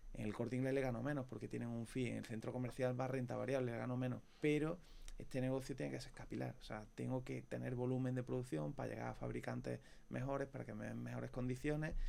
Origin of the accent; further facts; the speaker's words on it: Córdoba, Andalusia, Spain; nosotros unos cordobeses